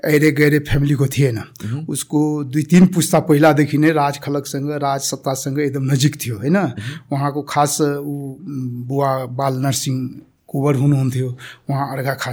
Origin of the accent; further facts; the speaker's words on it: Barmajhiya, Madhesh Province, Nepal; मेरो घर सप्तरी जिल्ला हो बर्मजिया भन्ने गाउँ पर्छ त्यहाँ हो … एकदम ठु कम्बाइन्ड फ्यामिलीमा बस्छौँ